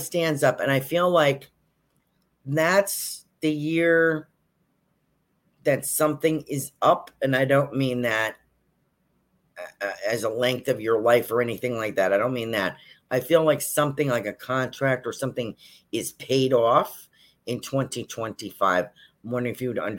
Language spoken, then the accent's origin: English; Yonkers, New York, United States; now in Sarasota, United States; I was born in Yonkers, which is outside of New York City